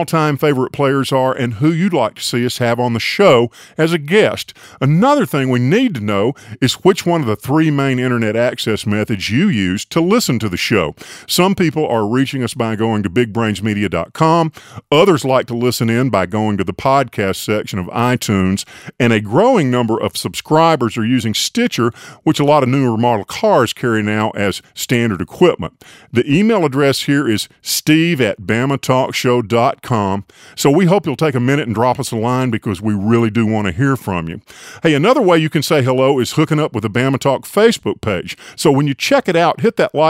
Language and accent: English; Tuscaloosa, Alabama, United States; moved away; I grew up in Tuscaloosa